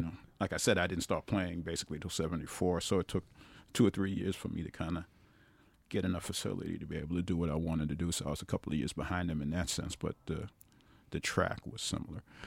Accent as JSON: {"language": "English", "town": "New York City", "region": "New York", "country": "United States", "tie": "born or raised there", "also_born_or_lived": "South Bronx", "said": "I'm still from Brooklyn"}